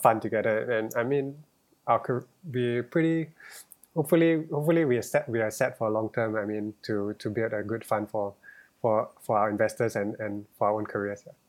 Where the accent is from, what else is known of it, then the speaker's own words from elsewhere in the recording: Singapore; growing up in Singapore